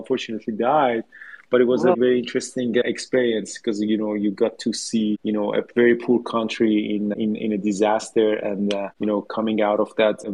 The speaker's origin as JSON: {"language": "English", "town": "Tehran", "region": "Tehran Province", "country": "Iran", "tie": "born or raised there", "moved": "as an adult", "lives_now": "Canada", "said": "I grew up in Tehran in Iran"}